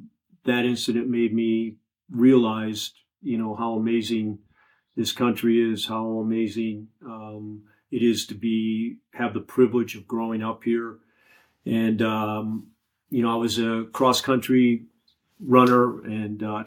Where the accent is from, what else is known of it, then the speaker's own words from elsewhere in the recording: Oak Park, Illinois, United States; Born and raised in Oak Park, Illinois